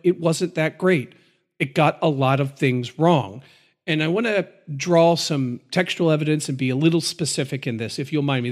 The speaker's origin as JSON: {"language": "English", "country": "United States", "said": "us Americans"}